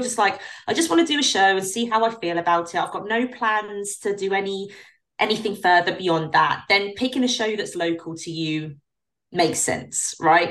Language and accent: English; United Kingdom; as a British pro